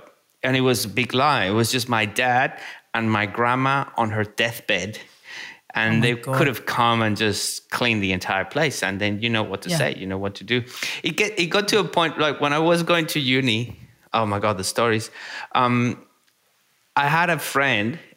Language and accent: English; Venezuela; now in Australia; I'm from Venezuela